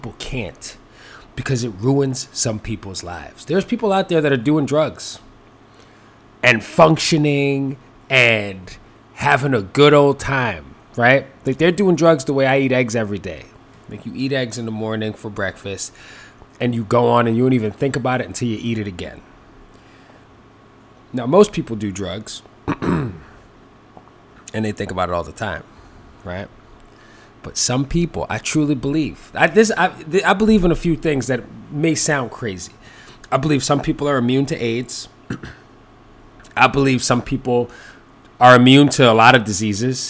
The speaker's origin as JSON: {"language": "English", "town": "New York City", "region": "New York", "country": "United States", "tie": "born or raised there", "said": "when I was growing up in the Bronx"}